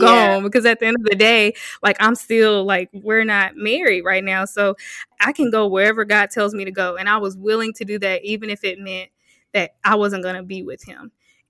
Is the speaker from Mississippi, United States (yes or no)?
yes; South Mississippi, United States; moved away; also born or lived in Hattiesburg, Mississippi; I'm from South Mississippi